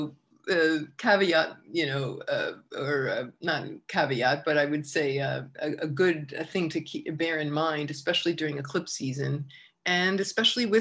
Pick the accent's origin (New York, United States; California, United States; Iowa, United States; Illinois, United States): New York, United States; Long Island; growing up on Long Island